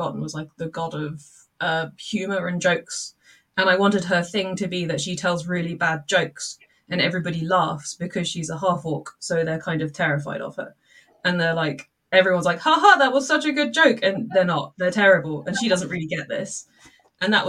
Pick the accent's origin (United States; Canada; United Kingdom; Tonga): United Kingdom; Milton Keynes, South East England; I come from Milton Keynes